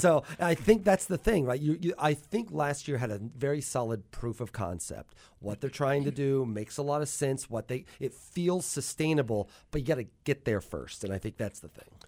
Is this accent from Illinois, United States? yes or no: yes; Mattoon, Illinois, United States; moved away as an adult; also born or lived in New York City, United States; now in Athens, Georgia, United States; I grew up in Mattoon